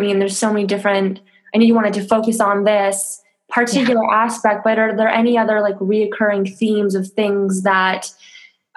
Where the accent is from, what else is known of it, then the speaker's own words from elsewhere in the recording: Toronto, Ontario, Canada; moved away as an adult; now in France; I'm Canadian. I'm from Toronto.